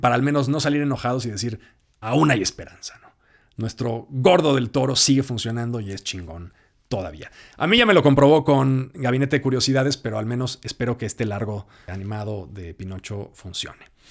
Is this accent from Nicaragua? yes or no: no; Mexico